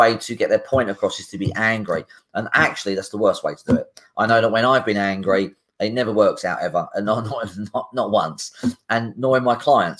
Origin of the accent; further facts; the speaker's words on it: United Kingdom; as British people, it's also a British thing.